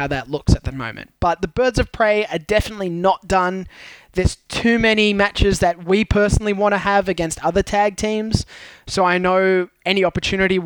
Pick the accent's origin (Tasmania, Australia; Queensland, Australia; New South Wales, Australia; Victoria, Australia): New South Wales, Australia; I'm from New South Wales